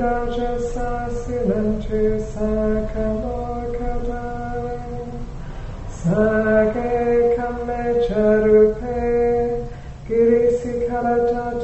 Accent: Wales, United Kingdom; now in San Francisco, United States; I come from Wales in the UK

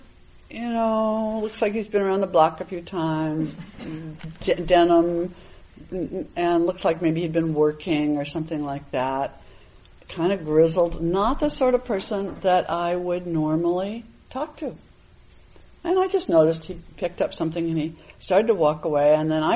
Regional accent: New England, United States; a Buddhist meditation teacher, you know, growing up in New England

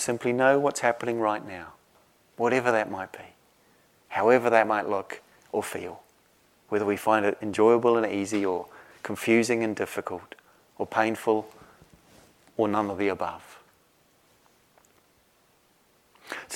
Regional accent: New Zealand; moved away; Where I grew up in New Zealand

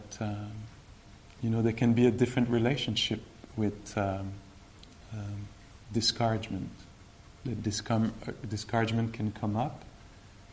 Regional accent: Quebec, Canada; I'm from Quebec.

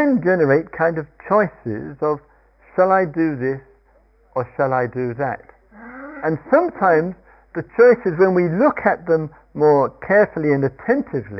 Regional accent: Surrey, South East England, United Kingdom; I come from Surrey

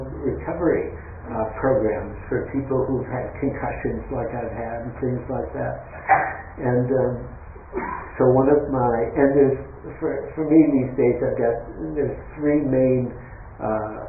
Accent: Detroit, Michigan, United States; now in San Francisco, United States; I grew up in Detroit

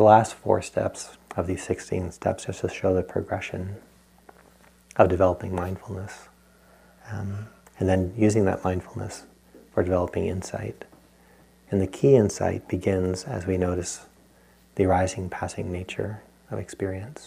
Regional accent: Rhode Island, United States; I grew up in Rhode Island

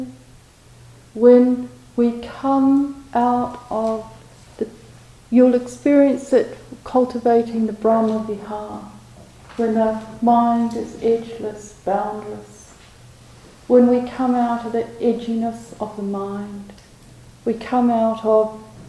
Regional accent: New Zealand; moved away; my home country, where I hadn't been for a long time

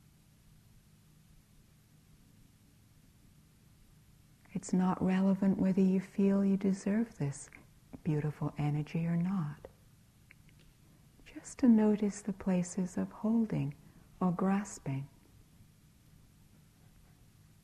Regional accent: United Kingdom; I'm British

